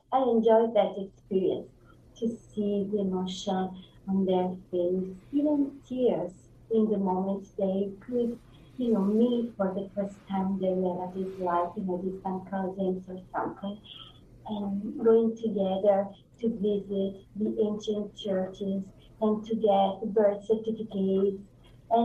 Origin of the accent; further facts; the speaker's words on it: Naples, Campania, Italy; English is a second language; moved away as an adult; also born or lived in Cilento, Salerno; Yes, I was born in Naples and grew up in Naples, but it's about 20 years that I'm living here, southern Salerno. To be accurate, I live about 50 kilometers southern Salerno in the area called Cilento